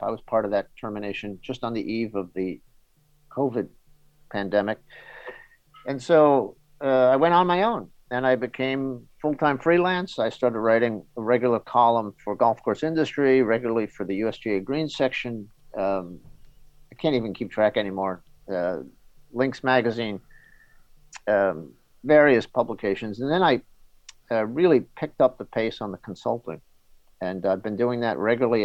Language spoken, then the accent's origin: English; New York City, New York, United States; now in Connecticut, United States; I grew up in New York City, uh, the edge of the city.